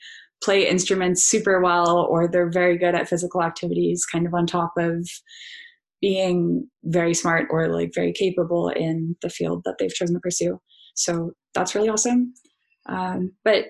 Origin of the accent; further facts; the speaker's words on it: Canada; moved away as an adult; now in Netherlands; we're Canadian